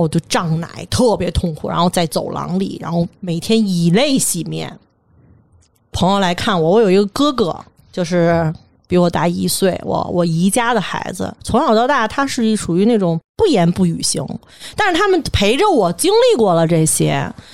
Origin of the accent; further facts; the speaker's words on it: Beijing, China; 咱北京人